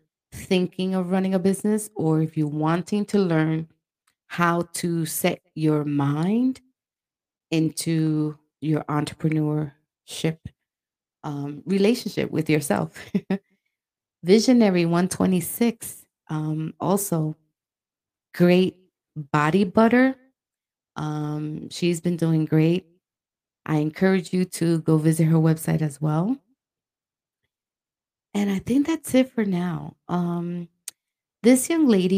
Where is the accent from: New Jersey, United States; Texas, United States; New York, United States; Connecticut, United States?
New York, United States; I'm always saying I'm from New York